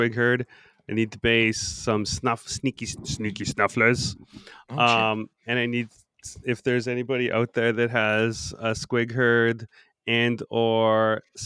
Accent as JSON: {"language": "English", "town": "Winkler", "region": "Manitoba", "country": "Canada", "tie": "born or raised there", "said": "In Winkler, in my hometown."}